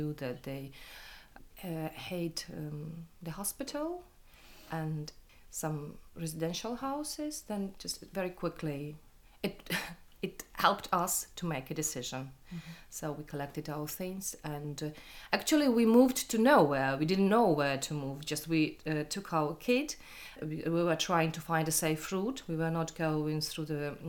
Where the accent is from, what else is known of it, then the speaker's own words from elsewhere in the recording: Ukraine; moved away as an adult; now in United Kingdom; I'm from Ukraine